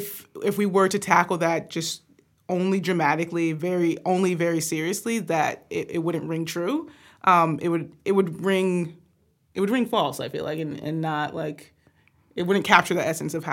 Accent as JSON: {"language": "English", "region": "the South", "country": "United States", "tie": "born or raised there", "said": "growing up in the South, growing up in the church"}